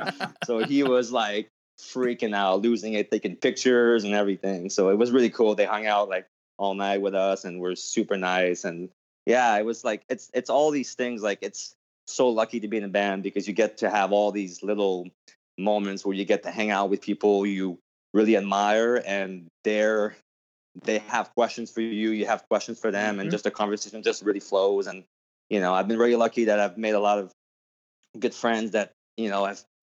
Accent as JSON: {"language": "English", "country": "Canada", "said": "I'm sorry, I'm from Canada. I'm a big hockey guy"}